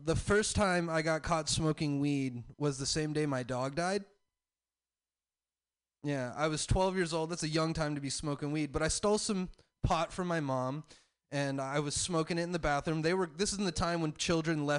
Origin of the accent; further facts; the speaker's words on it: the South, United States; I'm from the South